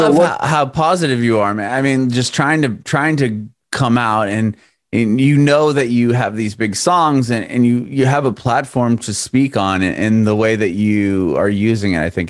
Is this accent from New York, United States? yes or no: no; Southern California, United States; moved away as an adult; now in Nashville, United States; I recently moved to Nashville. I'm from California, Southern California. And my family and I moved to Nashville, and we have an extra room.